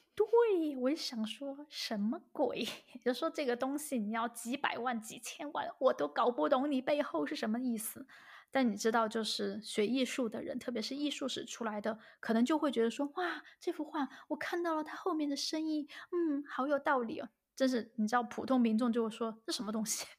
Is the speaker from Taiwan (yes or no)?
no; China; now in Germany; 我们中国人中间也有很直接的人